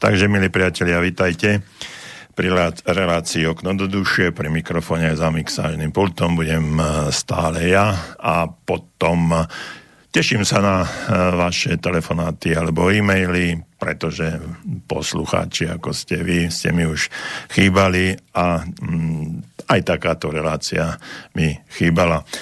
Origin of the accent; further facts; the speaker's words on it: Slovakia; sme Slováci taký holubičí národ